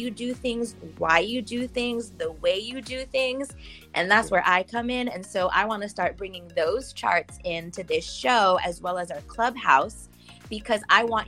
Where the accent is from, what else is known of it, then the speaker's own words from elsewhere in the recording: New York, United States; first language English; also born or lived in Chile; I'm from New York